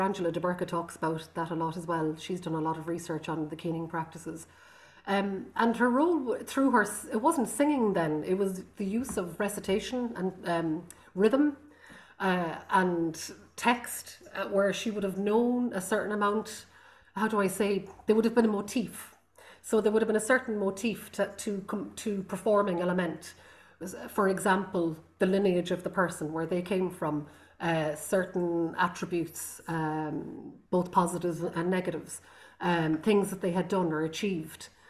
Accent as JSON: {"language": "English", "area": "Connemara, County Galway", "region": "Connacht", "country": "Ireland", "tie": "born or raised there", "also_born_or_lived": "Rome", "first_language": "Irish", "second_language": "English", "said": "I come from Connemara in the Gaeltacht in um, the west coast of Ireland, outside Galway, and it's a Gaelic Gaelic speaking"}